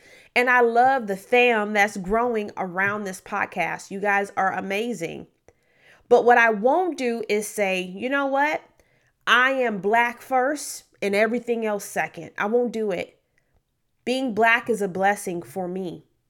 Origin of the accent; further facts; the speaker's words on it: Memphis, Tennessee, United States; also born or lived in Detroit / Oklahoma; But I was born in Memphis, Tennessee. I was primarily raised in inner city Memphis, Tennessee. Also lived in Detroit for a couple years as a very young person.